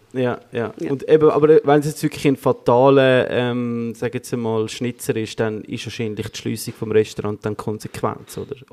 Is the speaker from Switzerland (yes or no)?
yes; Switzerland; wir in der Schweiz